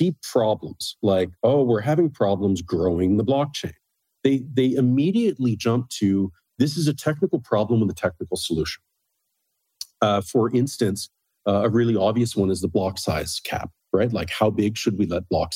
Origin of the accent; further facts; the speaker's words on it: Canada; moved away as an adult; also born or lived in Berkeley, United States / Beijing, China; I'm Canadian